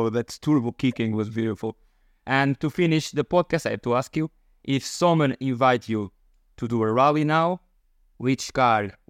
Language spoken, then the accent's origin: English; Portugal; English is a second language; of course I'm from Portugal. I will take for uh, Fafe, if you know, if you know, on the north part of Portugal